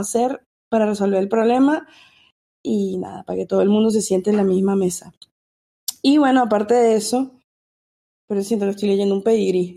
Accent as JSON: {"language": "Spanish", "country": "Venezuela", "moved": "yes", "lives_now": "United States", "said": "soy venezolana, vivo en Estados Unidos"}